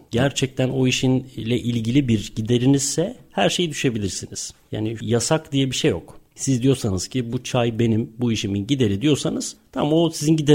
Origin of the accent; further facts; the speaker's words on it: Bursa, Turkey; moved away as an adult; now in United Kingdom; Evet, burada doğdum, büyüdüm, burada okudum.